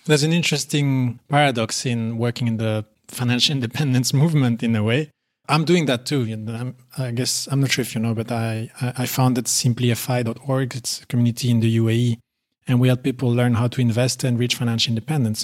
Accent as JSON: {"language": "English", "country": "Belgium", "also_born_or_lived": "United Arab Emirates", "moved": "as an adult", "lives_now": "Poland", "said": "I'm originally from Belgium, as you said, and I recently moved to Poland with my wife"}